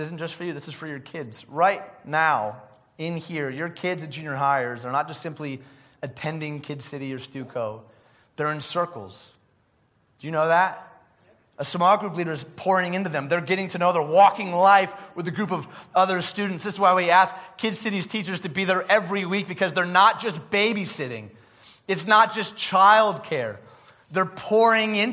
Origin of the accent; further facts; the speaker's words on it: Detroit, Michigan, United States; growing up in Detroit